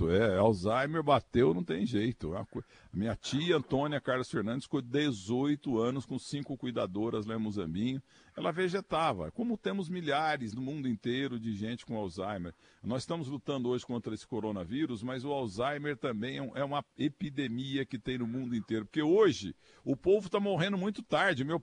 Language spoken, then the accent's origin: Portuguese; Portugal; sem falar italiano, eu não falo nada, sou português